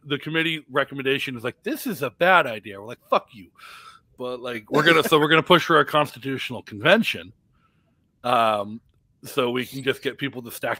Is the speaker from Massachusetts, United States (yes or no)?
yes; Massachusetts, United States; also born or lived in Rhode Island; now in New Hampshire, United States; I grew up in Massachusetts. I live in New Hampshire